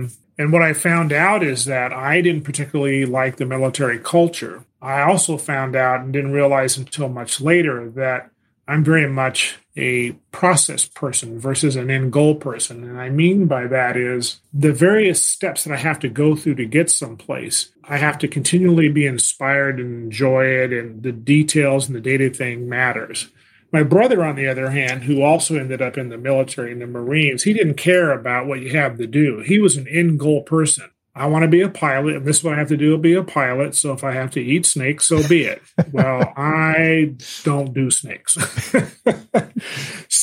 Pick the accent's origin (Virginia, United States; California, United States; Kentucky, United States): California, United States; moved away as an adult; also born or lived in Washington, D.C.; I'm a Californian, and I went to college in Southern California, in Los Angeles